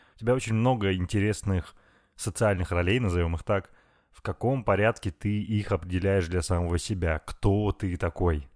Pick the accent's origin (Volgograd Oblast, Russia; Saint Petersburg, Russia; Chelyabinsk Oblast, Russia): Chelyabinsk Oblast, Russia; Chelyabinsk; now in Moscow, Russia; мы с тобой оба парни из провинции. Я из Челябинска, ты из Перми, уральские москвичи